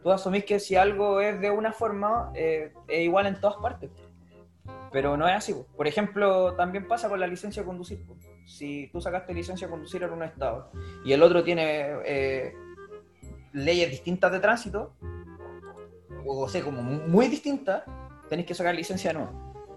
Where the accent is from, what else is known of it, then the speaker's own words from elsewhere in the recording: Los Andes, Valparaíso, Chile; moved away; yo originalmente soy de los Andes y en los Andes, los un pueblo minero del corte